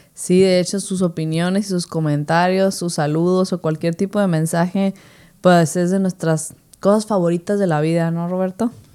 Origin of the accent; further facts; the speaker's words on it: Mexico; somos mexicanos